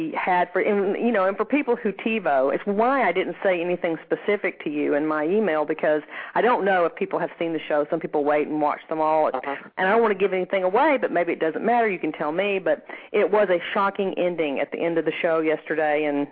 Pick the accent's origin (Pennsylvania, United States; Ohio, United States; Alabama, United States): Alabama, United States; Huntsville; moved away; also born or lived in Shreveport, Louisiana; I grew up in Alabama, in Huntsville, Alabama, which was very interesting